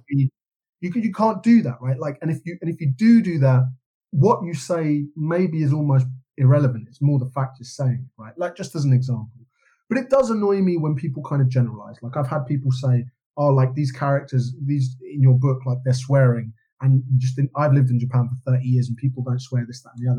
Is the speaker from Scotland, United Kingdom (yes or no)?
no; London, United Kingdom; I grew up in London in the kind of the Britpop movement